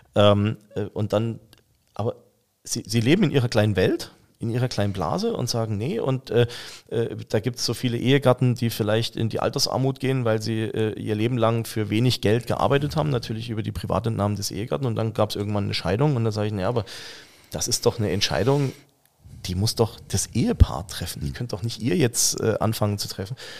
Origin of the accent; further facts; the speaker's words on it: Saxony, Germany; moved away; ich bin ja gebürtiger Sachse.